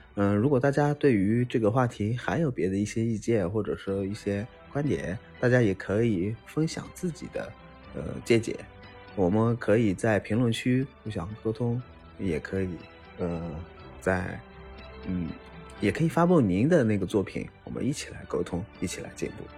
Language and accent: Chinese; northern China, China; 我作为一个北方人